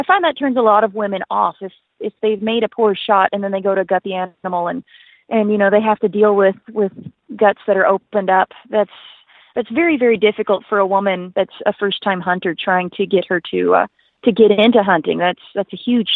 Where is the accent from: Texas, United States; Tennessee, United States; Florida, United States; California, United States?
Tennessee, United States; Western; now in Alberta, Canada; I grew up in Western Tennessee